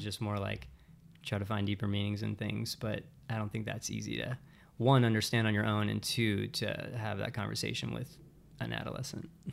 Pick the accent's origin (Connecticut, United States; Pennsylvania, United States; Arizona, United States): Pennsylvania, United States; Western; moved away as an adult; also born or lived in Pittsburgh / Phoenix / California; I was born and raised in Western Pennsylvania, kind of like the woods, middle of nowhere